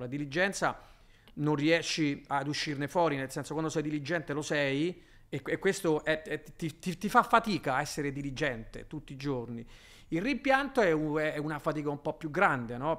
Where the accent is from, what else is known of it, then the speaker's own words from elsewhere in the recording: Rome, Lazio, Italy; moved away as an adult; also born or lived in Miami / Brooklyn; io un romano